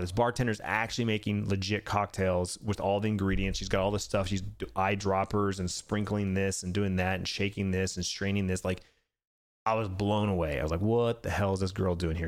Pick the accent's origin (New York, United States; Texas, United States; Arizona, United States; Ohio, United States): Arizona, United States; Born and raised in Arizona, been living here for forty years